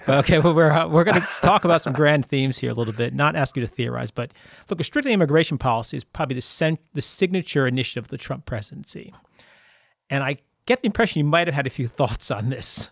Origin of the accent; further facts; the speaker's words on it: East Coast, United States; also born or lived in Seattle / New York; my family's from New York. I grew up on the East Coast.